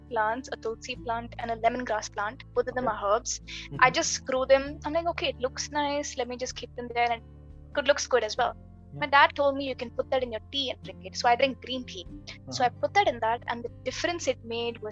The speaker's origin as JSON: {"language": "English", "region": "Kerala", "country": "India", "said": "I'm from Kerala"}